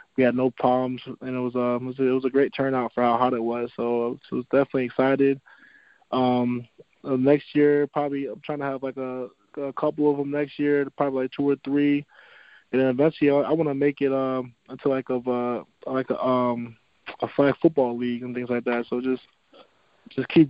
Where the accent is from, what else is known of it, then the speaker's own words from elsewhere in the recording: Wilkes-Barre, Pennsylvania, United States; Growing up, when I'm, like, in Wilkes-Barre